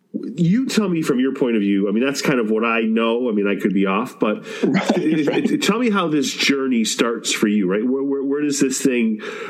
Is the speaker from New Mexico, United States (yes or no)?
no; Massachusetts, United States; I'm from Massachusetts